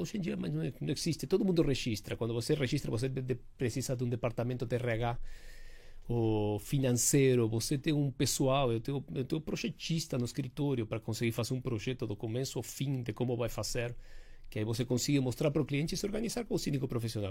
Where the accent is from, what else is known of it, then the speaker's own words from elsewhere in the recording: Uruguay; now in São Paulo, Brazil; eu tenho esse sotaque